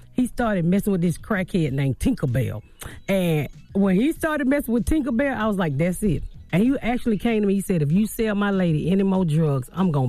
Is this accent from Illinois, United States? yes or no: no; Atlanta, Georgia, United States; Born and raised in Atlanta, the inner city.